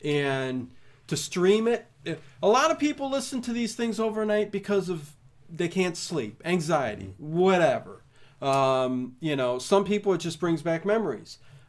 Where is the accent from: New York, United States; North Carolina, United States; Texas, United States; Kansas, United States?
Kansas, United States; Lawrence; Filmed in my hometown of Lawrence, Kansas.